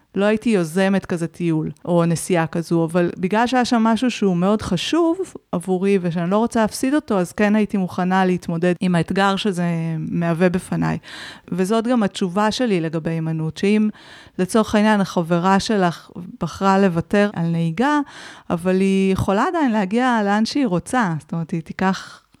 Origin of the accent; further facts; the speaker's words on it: Israel; אני גם באה מקיבוץ